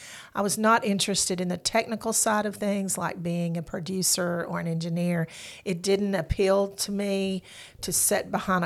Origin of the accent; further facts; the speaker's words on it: the Shoals area, Alabama, United States; I am born and raised in the Shoals area. Went to Deschler High School, and when I graduated, I came